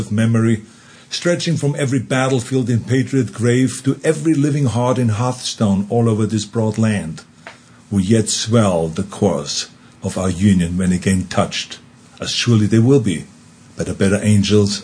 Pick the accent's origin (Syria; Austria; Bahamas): Austria; accent: Austrian; now in United States; my Austrian accent